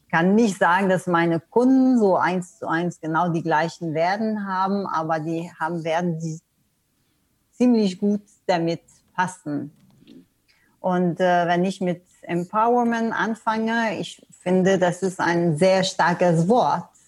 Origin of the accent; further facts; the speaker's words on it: Canada; also born or lived in Germany / Sweden; now in Portugal; du hast es erwähnt, ich komme ursprünglich aus Kanada. Ich habe auch gesagt, ja, ich habe in Deutschland gelebt, in Schweden gelebt, und äh, ja, jetzt wohne ich in Portugal sogar.